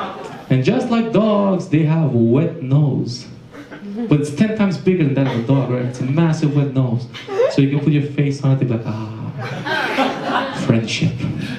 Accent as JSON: {"language": "English", "country": "Romania", "tie": "born or raised there", "second_language": "English", "said": "when I was growing up in Romania, there was a lot of dogs running the streets"}